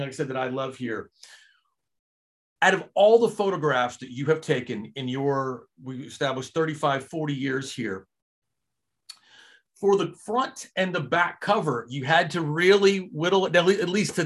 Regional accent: Little Rock, Arkansas, United States; also born or lived in Brooklyn, New York; now in Texas, United States; I'm from Little Rock. I'm currently in Texas, but I lived in Brooklyn from 06 to 2013

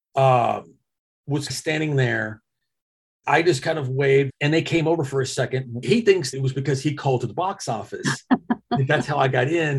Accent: Arkansas, United States; now in Dallas, United States; growing up in Arkansas

